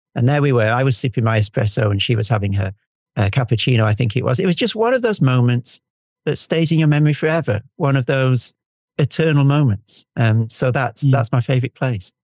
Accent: United Kingdom; I'm I'm British and we never say what we mean

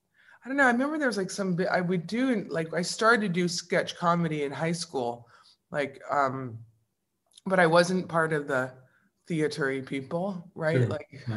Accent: Brookline, Massachusetts, United States; Brookline is a very upper middle class, diverse, unique place to grow up. Although quite Jewish, like we were like, the whole street was like Jew, and then an Italian Catholic on one end and then another Italian Catholic on the other end.

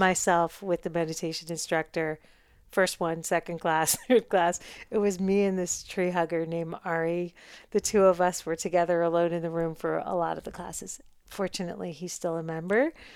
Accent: New York, United States; now in Los Angeles, United States; I'm a New Yorker.

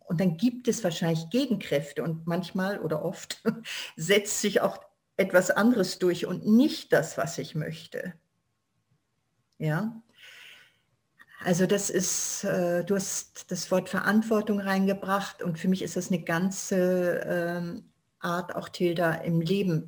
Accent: Germany; ich bin da, wo ich herkomme, ich bin Deutsche

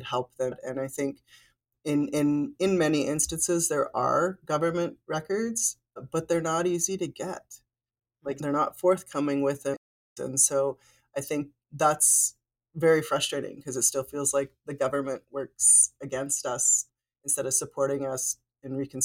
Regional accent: rural Northeast Saskatchewan, Canada; now in Regina, Canada; I was adopted, like I mentioned, into a family in rural Northeast Saskatchewan.

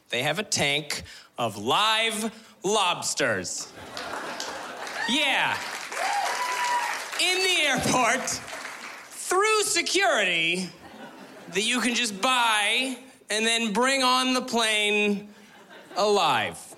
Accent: West Coast, Canada; But East Coasters are on a real high horse about their lobsters, because I'm from the West Coast. We don't have them over there

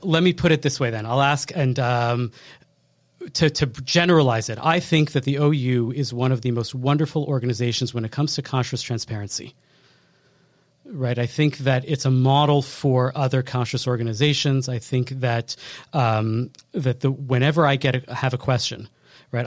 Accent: Montreal, Quebec, Canada; us Montrealers

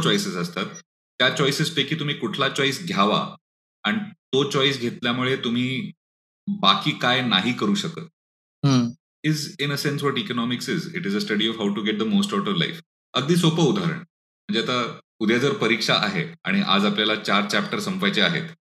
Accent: Pune, Maharashtra, India

